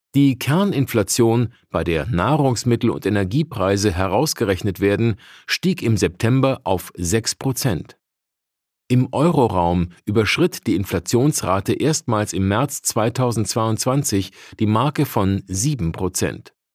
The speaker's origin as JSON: {"language": "German", "country": "Germany", "said": "Bei uns in Deutschland"}